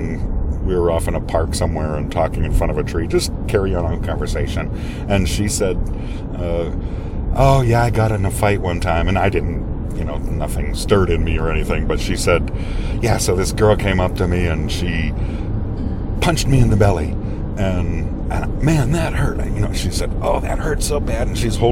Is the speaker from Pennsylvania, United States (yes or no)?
yes; Pittsburgh, Pennsylvania, United States; I was born and raised in Pittsburgh